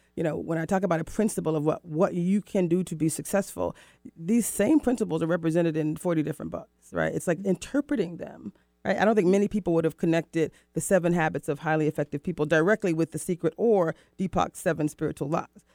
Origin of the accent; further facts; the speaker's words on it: Florida, United States; moved away as an adult; also born or lived in Mexico / Rio de Janeiro, Brazil; now in Seattle, United States; I moved from the East Coast, from Florida, mm-hmm. to Seattle, to the Pacific Northwest